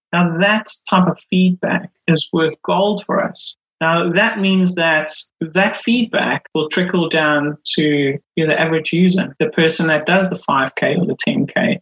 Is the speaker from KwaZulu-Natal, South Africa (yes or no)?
yes; Durban, KwaZulu-Natal, South Africa; moved away as an adult; now in Milton Keynes, United Kingdom; I grew up in South Africa. Um, grew up in Durban